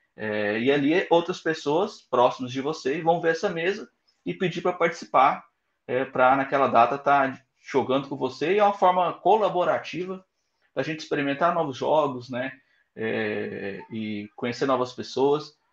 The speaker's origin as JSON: {"language": "Portuguese", "town": "Goiânia", "region": "Goiás", "country": "Brazil", "said": "eu sou de Goiânia"}